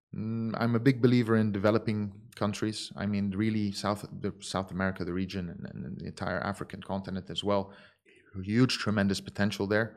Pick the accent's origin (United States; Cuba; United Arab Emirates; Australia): United Arab Emirates; Dubai; also born or lived in Abu Dhabi; I was born in Abu Dhabi. I was raised in Dubai